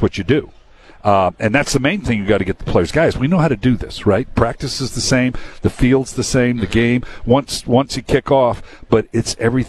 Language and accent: English; California, United States; I'm from California, okay, native